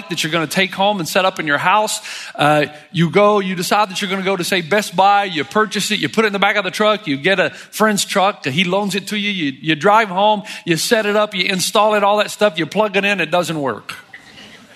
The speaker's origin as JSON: {"language": "English", "region": "Tennessee", "country": "United States", "tie": "born or raised there", "moved": "as an adult", "said": "I was born and raised in Tennessee. I hadn't lived there much since I was 18"}